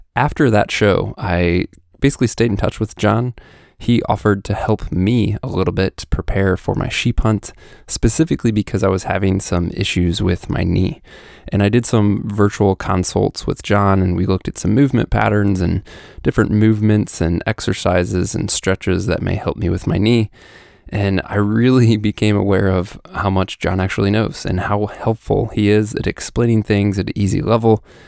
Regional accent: Midwest, United States; also born or lived in Missouri; I grew up in the Midwest

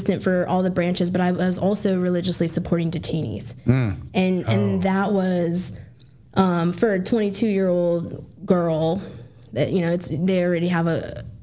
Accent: Las Vegas, Nevada, United States; moved away as an adult; I grew up in Las Vegas.

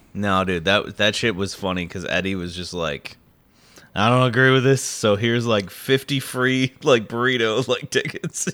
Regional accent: Midwest, United States; I grew up in the Midwest

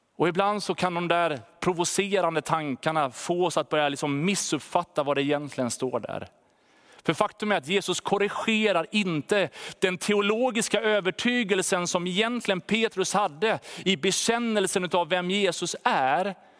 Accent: Sweden; Som svenskar

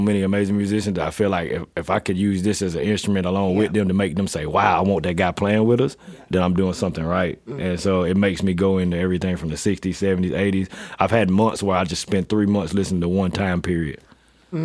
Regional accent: the South, United States; I was from the South too, so a lot of that stuff was embedded in me.

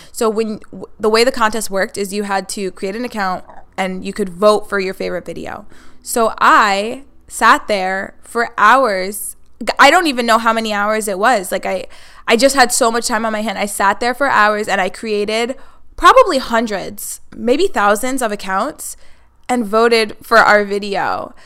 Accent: Hudson Valley, Orange County, New York, United States; now in Buffalo, United States; that's where I'm originally from. I live in Buffalo now, but I am from the Hudson Valley.

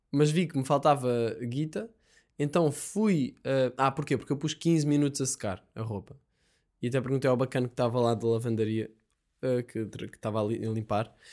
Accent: Alentejo, Portugal; Eu, caso sou do Alentejo, e agora está o pessoal do Alentejo a ouvir-me tipo, ganda otário, não é assim?

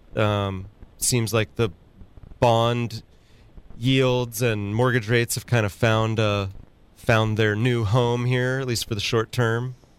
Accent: Sacramento, California, United States; now in San Luis Obispo, United States; my hometown of Sacramento and even here in San Luis Obispo City

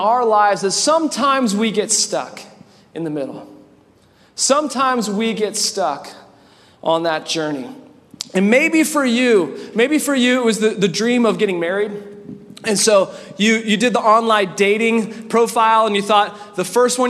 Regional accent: Winnipeg, Manitoba, Canada; also born or lived in California; now in Indiana, United States; I grew up in Winnipeg, Canada, and my family, a family of six as well

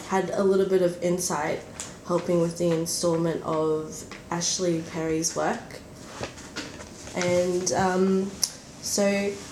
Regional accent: Brisbane, Queensland, Australia; moved away as an adult; now in Melbourne, Australia; I am originally from Brisbane, and I moved down and finished my honours last year

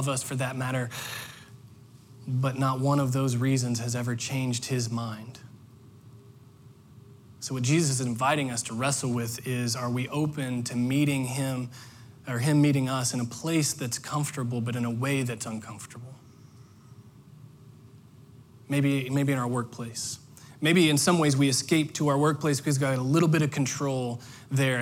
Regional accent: Indiana, United States; now in Orlando, United States; I grew up in Indiana

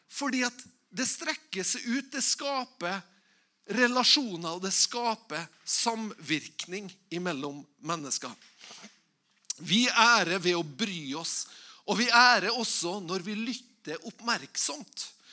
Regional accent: Tingvoll, Møre og Romsdal, Norway; Igjen så kommer jeg fra Tingvoll

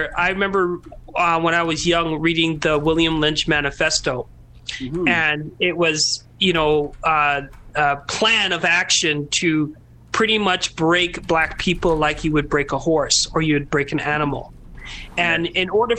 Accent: Trinidad & Tobago; being Trinidadian and my, you know, I was raised with women in my life, my whole life.

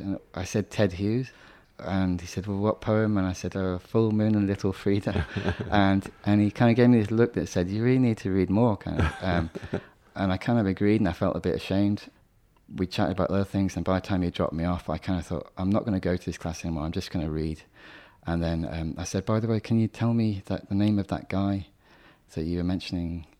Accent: Birmingham, West Midlands, United Kingdom; I'm completely British. I was born in Birmingham

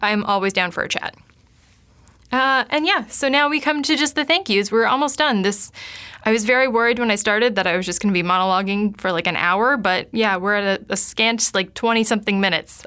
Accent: Kitchener, Cambridge, Waterloo, Ontario, Canada; my hometown area of Kitchener, Cambridge, Waterloo

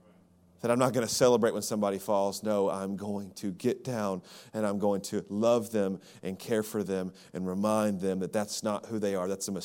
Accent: Birmingham, Alabama, United States; You know, I grew up in Birmingham, Alabama, in the South, and there's a rumor going around that we are friendlier than you.

